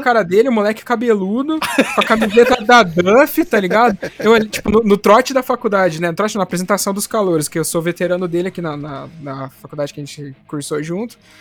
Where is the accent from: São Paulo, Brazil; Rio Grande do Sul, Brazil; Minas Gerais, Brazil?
São Paulo, Brazil; interior of; moved away as an adult; now in Guarapuava, Brazil; eu não sou de, de Guarapuava, no Paraná, onde eu estou conversando com vocês agora, né? Eu sou do interior de São Paulo